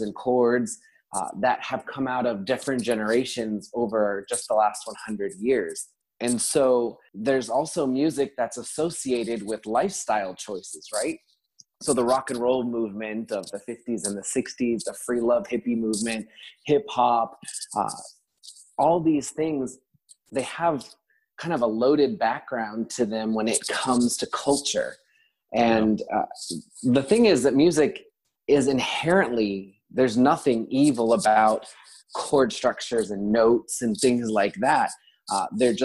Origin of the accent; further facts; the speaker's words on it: South Florida, United States; moved away as an adult; now in New Jersey, United States; I am originally from South Florida, but moved up to New Jersey to work at Christian Missions in Many Lands in 2013